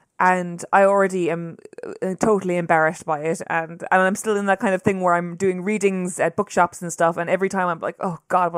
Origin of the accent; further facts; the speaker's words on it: Ireland; my experience as a Irish novelist who is writing books that are primarily read by English people